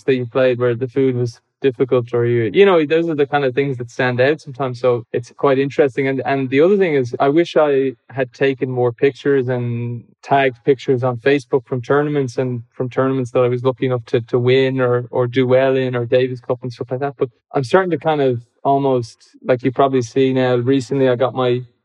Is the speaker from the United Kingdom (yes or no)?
no; Ireland; as an Irish person